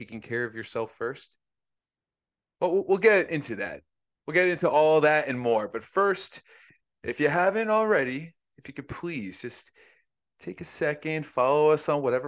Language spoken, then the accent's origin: English; Northeast, United States; we're from the Northeast